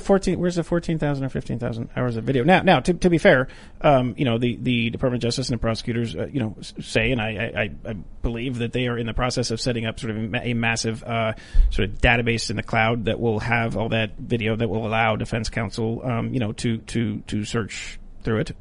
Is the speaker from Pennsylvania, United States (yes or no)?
yes; Western Pennsylvania, United States; I'm from Western Pennsylvania